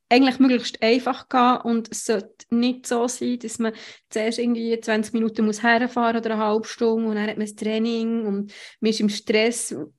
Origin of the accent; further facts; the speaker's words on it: Switzerland; bei uns in der Schweiz